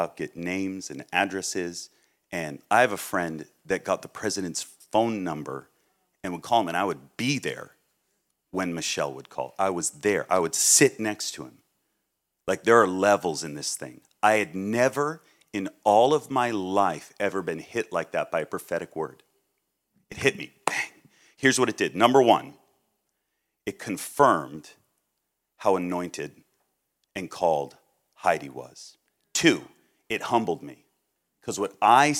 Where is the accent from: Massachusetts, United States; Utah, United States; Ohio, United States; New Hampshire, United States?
Massachusetts, United States; I'm from Massachusetts